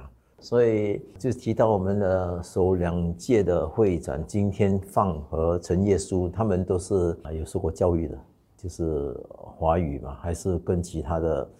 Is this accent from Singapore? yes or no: yes; Singapore; 我今年六十六岁，我是本地出生的第二代的温州人。我父母是在三十年代、四十年代到新加坡过来。